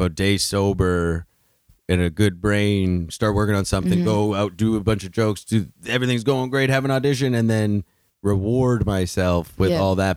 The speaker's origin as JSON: {"language": "English", "town": "Thunder Bay", "region": "Ontario", "country": "Canada", "tie": "born or raised there", "also_born_or_lived": "Toronto area", "moved": "yes", "said": "growing up, I grew up in Thunder Bay."}